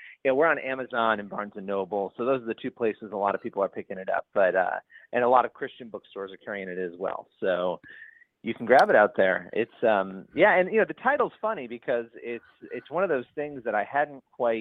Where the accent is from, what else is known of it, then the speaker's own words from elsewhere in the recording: Rochester, New York, United States; moved away as an adult; now in New York City area, United States; I grew up in upstate New York, which is in Rochester, New York